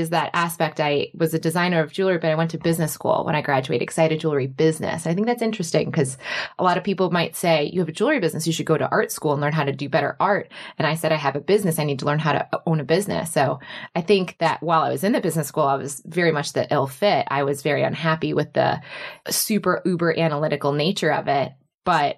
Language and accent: English; Michigan, United States; I was growing up in Michigan, and then I went to the University of Michigan Business School